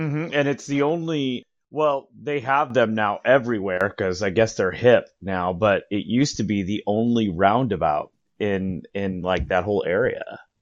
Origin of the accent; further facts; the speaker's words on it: San Diego, California, United States; I'm a San Diego native